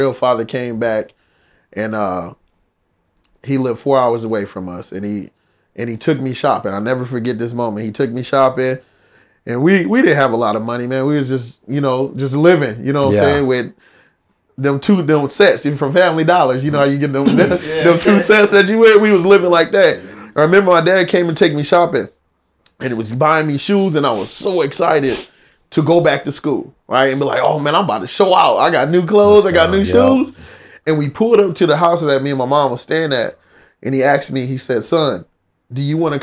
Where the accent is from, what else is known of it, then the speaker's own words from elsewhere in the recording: Iowa, United States; moved away as an adult; now in California, United States; I'm from Iowa, by the way, so a small little town in Iowa